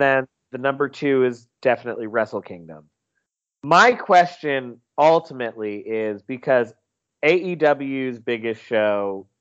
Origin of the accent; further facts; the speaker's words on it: South Carolina, United States; I'm from South Carolina